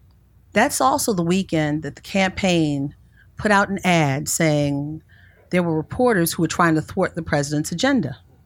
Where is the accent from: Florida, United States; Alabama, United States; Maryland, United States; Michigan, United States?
Maryland, United States; Baltimore; I'm that kid from Baltimore whose parents had King and Kennedy on their wall growing up.